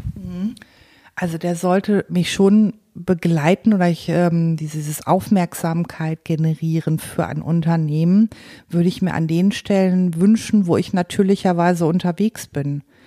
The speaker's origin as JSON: {"language": "German", "town": "Paderborn", "region": "North Rhine-Westphalia", "country": "Germany", "said": "ich komme aus Paderborn"}